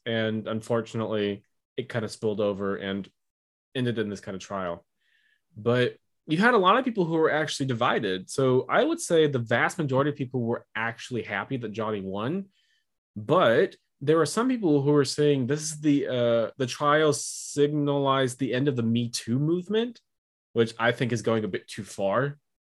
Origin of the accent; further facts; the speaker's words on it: United States; as an American